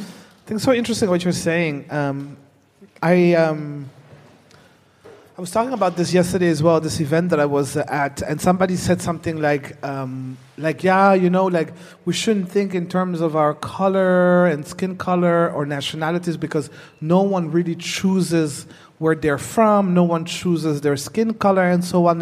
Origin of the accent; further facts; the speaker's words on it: Netherlands; moved away as an adult; also born or lived in Burundi; I was born in Burundi. Mm. I grew up in the Netherlands